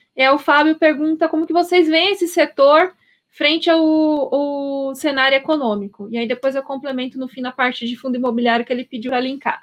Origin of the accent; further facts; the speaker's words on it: Paraná, Brazil; now in São Paulo, Brazil; eu sou paranaense